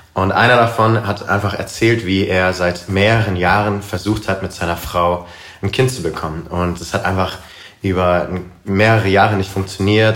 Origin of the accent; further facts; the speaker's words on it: Karlsruhe, Baden-Württemberg, Germany; moved away as an adult; also born or lived in United States; ich komme ursprünglich aus Karlsruhe, bin dort groß geworden, aufgewachsen